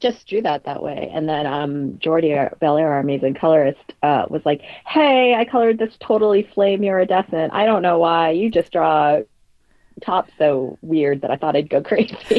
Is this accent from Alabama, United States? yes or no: no; Boston, Massachusetts, United States; also born or lived in Oakville, Ontario, Canada